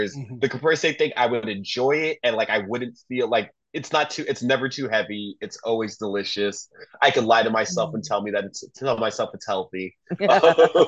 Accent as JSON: {"language": "English", "town": "Miami", "region": "Florida", "country": "United States", "said": "I'm from Miami"}